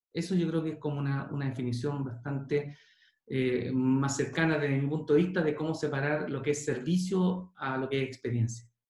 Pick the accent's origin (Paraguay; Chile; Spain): Chile; Yo soy bien poco chileno